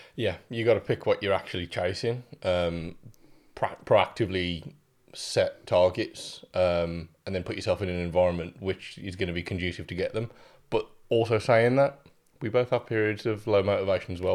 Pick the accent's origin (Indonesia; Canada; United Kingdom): United Kingdom; the Black Country, West Midlands; also born or lived in Germany; I am raised in the black country